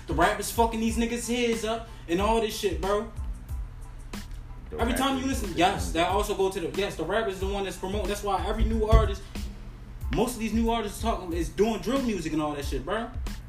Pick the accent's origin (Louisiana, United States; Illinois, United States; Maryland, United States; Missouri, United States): Maryland, United States; Baltimore; I come from Baltimore